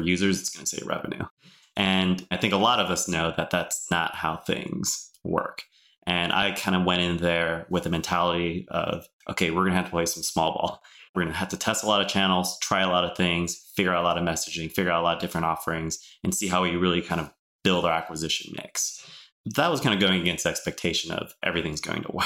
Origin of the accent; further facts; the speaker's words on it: Oakland, California, United States; I'm born and raised in Oakland